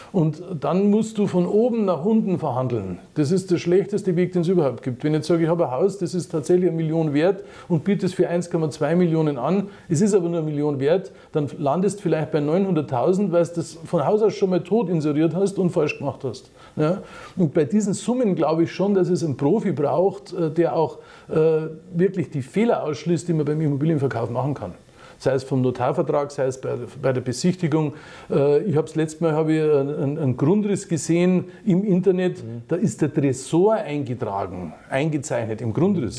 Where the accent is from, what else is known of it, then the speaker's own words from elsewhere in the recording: Munich, Bavaria, Germany; ich bin ein Münchner